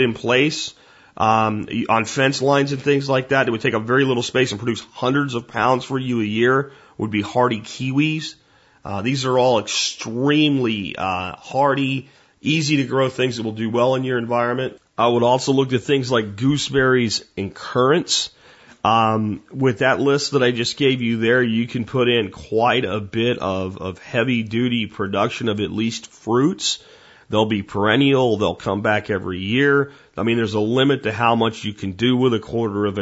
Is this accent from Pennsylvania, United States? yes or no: yes; Pennsylvania, United States; moved away; Where I lived in Pennsylvania, we had bears. We had chickens when I was a kid.